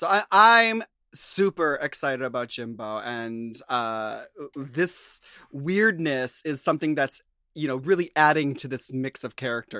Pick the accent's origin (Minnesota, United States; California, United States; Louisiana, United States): Minnesota, United States; I grew up near farms in Minnesota